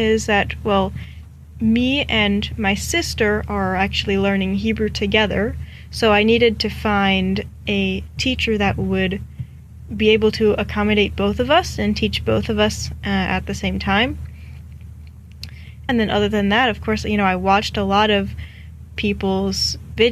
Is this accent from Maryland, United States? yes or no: yes; Maryland, United States; I'm from Maryland, which is on the east coast